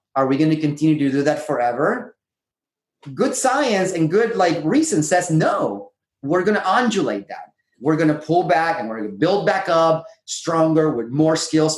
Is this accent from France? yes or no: no; Puerto Rico; moved away as an adult; now in San Diego, United States; I grew up in Puerto Rico